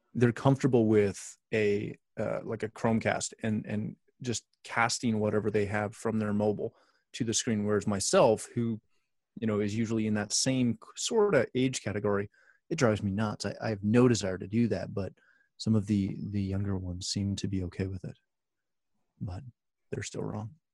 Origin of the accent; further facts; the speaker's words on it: Canada; I'm Canadian